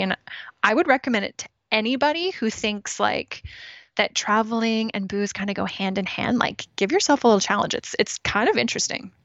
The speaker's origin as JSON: {"language": "English", "region": "Ontario", "country": "Canada", "tie": "born or raised there", "also_born_or_lived": "Toronto / Regina, Saskatchewan / British Columbia", "moved": "as an adult", "lives_now": "Kelowna, Canada", "said": "I was born in Toronto, grew up in Ontario, so other side of the, other side of the country"}